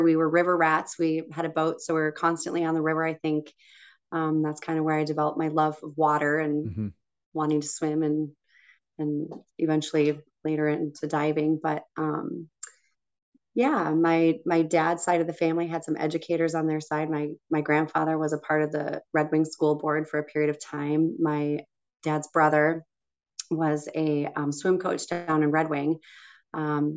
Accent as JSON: {"language": "English", "town": "Hastings", "region": "Minnesota", "country": "United States", "tie": "born or raised there", "said": "Yeah, I did grow up in Hastings."}